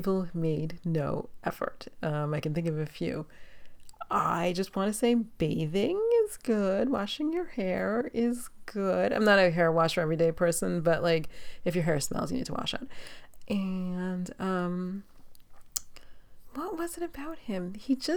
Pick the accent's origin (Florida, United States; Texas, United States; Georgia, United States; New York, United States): New York, United States; New York City; now in Los Angeles, United States; I'm from New York City.